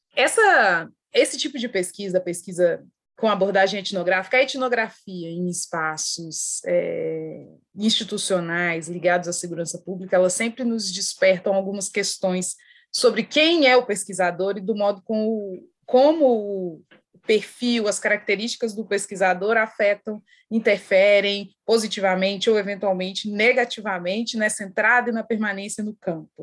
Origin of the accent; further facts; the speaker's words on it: Minas Gerais, Brazil; eu sou mineira